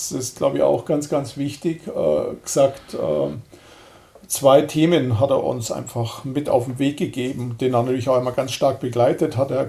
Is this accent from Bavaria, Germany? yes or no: yes; Lindau, Bavaria, Germany; Also ich bin ja aus Lindau, wohne in Lindau am Bodensee und das ist einfach schön.